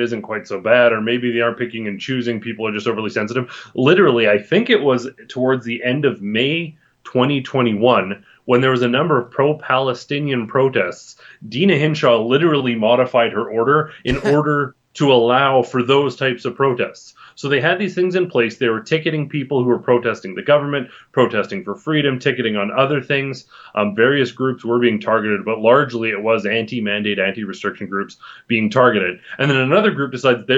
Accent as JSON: {"language": "English", "country": "Canada", "said": "we as a Canadian society"}